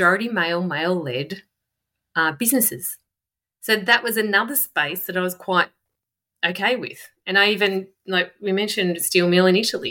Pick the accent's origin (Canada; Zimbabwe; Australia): Australia; Melbourne, Victoria; I'm from Melbourne